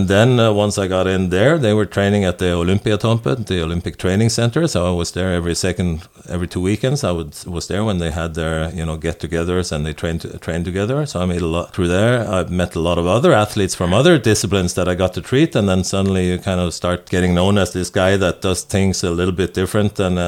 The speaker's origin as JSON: {"language": "English", "country": "Norway", "tie": "born or raised there", "second_language": "English", "said": "kids in my hometown. I was lucky though. When I graduated from school, I was put in practice in we have a mandatory internship for a year in Norway"}